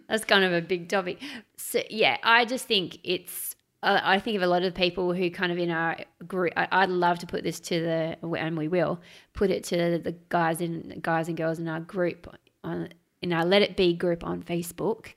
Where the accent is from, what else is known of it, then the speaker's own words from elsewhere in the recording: Australia; as an Australian